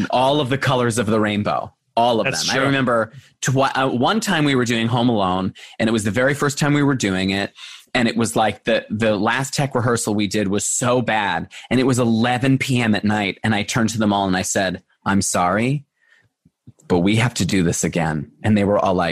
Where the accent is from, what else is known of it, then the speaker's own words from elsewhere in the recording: Long Island, New York, United States; moved away as an adult; also born or lived in Buffalo, New York; now in Los Angeles, United States; I grew up on Long Island